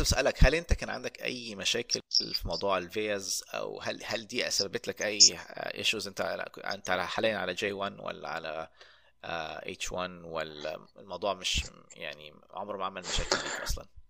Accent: Egypt; moved away as an adult; now in United States; انا من مصر

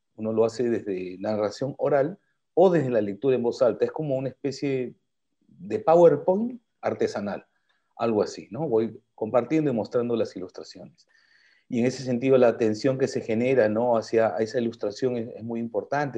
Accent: Peru; soy peruano, pero también tengo mis raíces japonesas

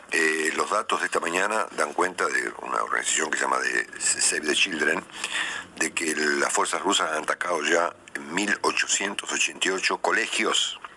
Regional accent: Argentina; como argentino

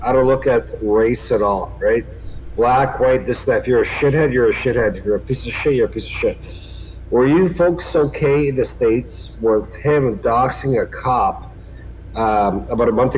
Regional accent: Canada; as a Canadian

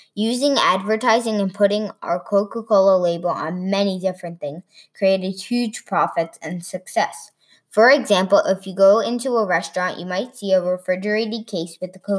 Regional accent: London, United Kingdom; from London.

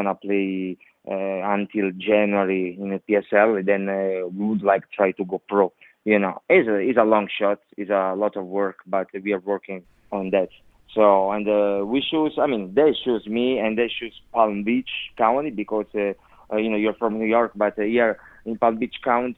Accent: Italy; English is a second language; now in United States; I came from Italy, you know, so it's totally different.

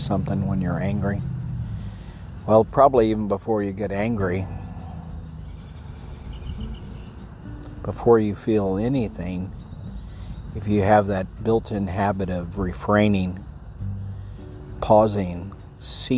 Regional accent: Texas, United States; I'm a Texan

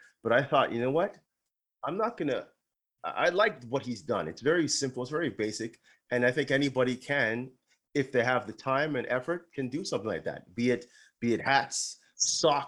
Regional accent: Toronto, Ontario, Canada; we're originally from Toronto

